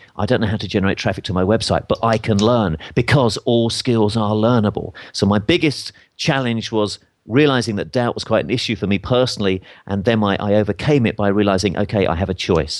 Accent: England, United Kingdom; accent: English; my English accent

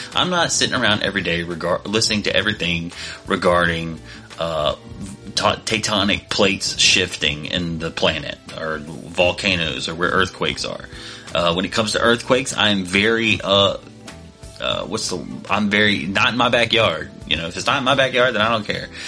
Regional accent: United States; me and most of us that are listening to this podcast were born and raised in America

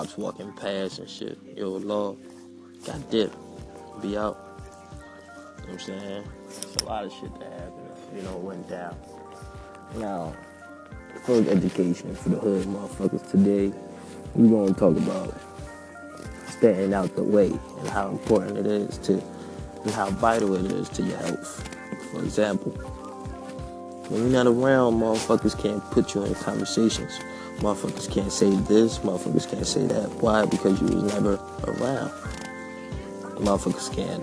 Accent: Philadelphia, Pennsylvania, United States; I was raised up in West Philly

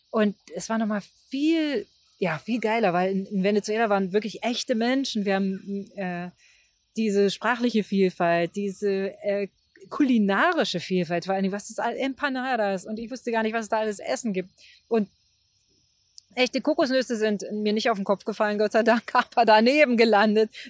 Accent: Germany; auch die, die Gebäude, die ja ganz anders waren als die Gebäude in der DDR, die ich kannte. Noch dazu bin ich ja in der Kleinstadt groß geworden.

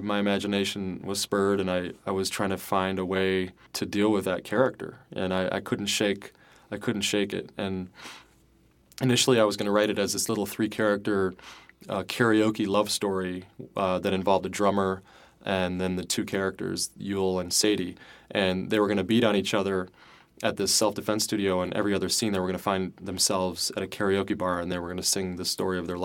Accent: Joliet, Illinois, United States; moved away as an adult; also born or lived in Chicago, Illinois / Wisconsin / Iowa; now in New York, United States; I was born in Chicago, and then I spent most of my youth in Joliet, Illinois, which is about 35 minutes south

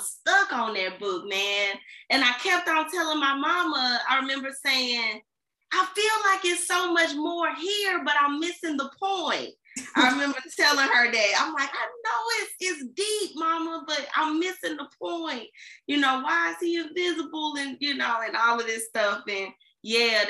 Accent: Centreville, Illinois, United States; I'm from Centralville, Illinois. So we had the Cali Boyd Center out here. That was our library. It's closed down now, unfortunately. I have fantasies of opening that center back up because it's such a big part of my childhood.

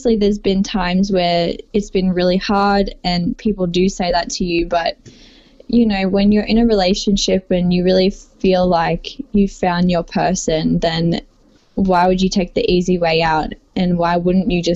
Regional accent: Sydney, New South Wales, Australia; I'm from Sydney, Australia.

